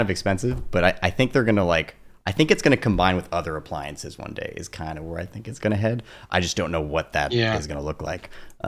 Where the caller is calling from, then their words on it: Los Angeles, California, United States; I'm calling in from sunny Silver Lake, where it's raining actually right now.